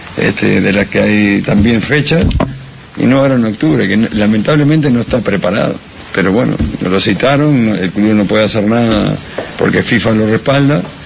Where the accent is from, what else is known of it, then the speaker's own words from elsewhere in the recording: Bolivia; soy boliviano